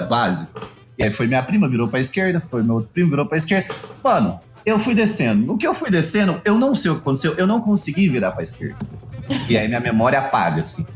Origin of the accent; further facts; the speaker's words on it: Minas Gerais, Brazil; eu sou de Minas